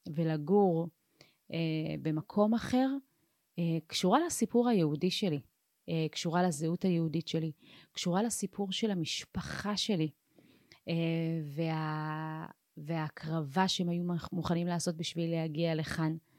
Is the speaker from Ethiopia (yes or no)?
yes; Ethiopia; now in Israel; אני באופן אישי נולדתי באתיופיה